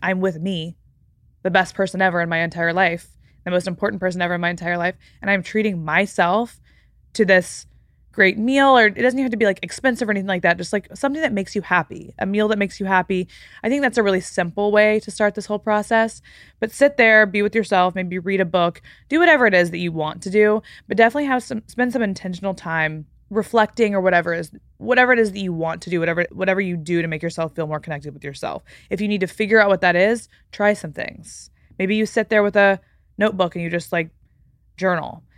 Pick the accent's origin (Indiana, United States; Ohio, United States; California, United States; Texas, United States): Texas, United States; moved away; I'm from Texas, by the way. So, like, growing up in Texas